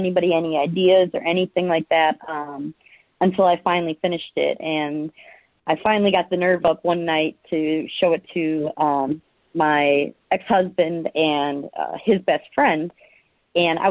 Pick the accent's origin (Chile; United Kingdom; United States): United States; Milwaukee, Wisconsin; moved away as an adult; I was born and raised in near Milwaukee, so I lived there most of my life until I joined the military